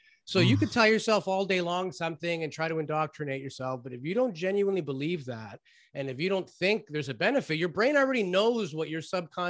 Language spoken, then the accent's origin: English; Toronto, Ontario, Canada; You know, I grew up in Toronto, and I had this Greek family across the street from my house